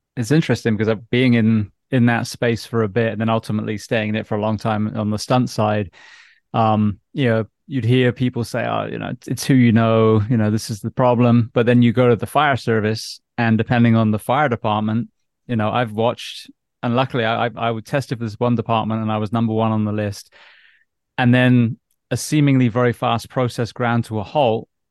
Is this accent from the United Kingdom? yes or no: yes; England, United Kingdom; being an English schoolboy